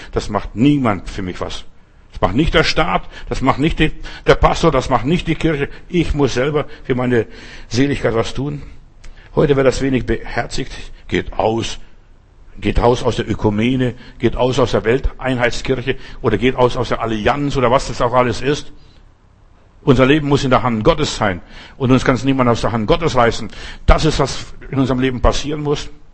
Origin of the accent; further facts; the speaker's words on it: Southern Germany, Germany; bei uns in Süddeutschland